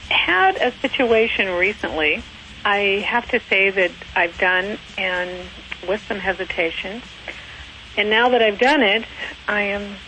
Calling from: Long Beach, California, United States; Long Beach, California.

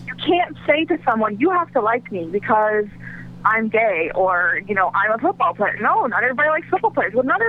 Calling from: Ohio, United States; Hey, this is …. I'm in Ohio.

